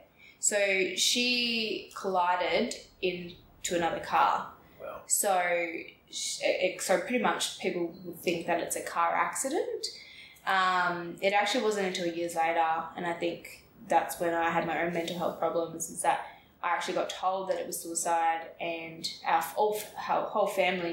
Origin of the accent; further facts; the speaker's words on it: Carnarvon, Western Australia, Australia; So I grew up in Carnarvon, and it's a bit of a country town north of Perth. So not a lot of people, not a huge population.